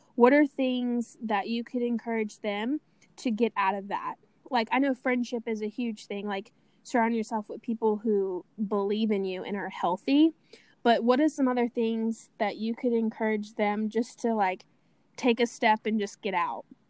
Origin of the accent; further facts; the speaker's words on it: Baton Rouge, Louisiana, United States; my hometown, Baton Rouge, Louisiana